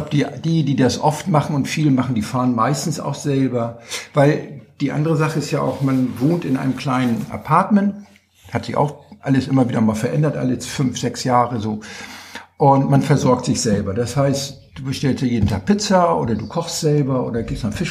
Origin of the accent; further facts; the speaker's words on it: Hamburg, Germany; Nein, ich komme aus Hamburg